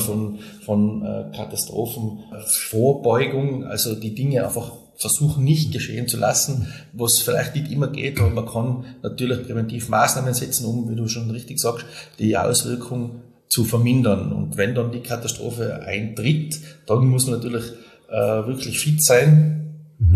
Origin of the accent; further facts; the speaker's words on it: Silz, Tyrol, Austria; in meiner Heimatgemeinde in Silz äh, leite ich das Bauamt in der Gemeinde